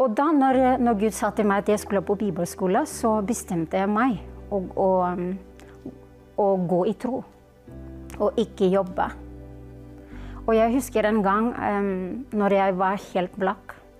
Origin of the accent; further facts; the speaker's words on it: Philippines; Norwegian is a second language; now in Norway; jeg kommer fra Filippinene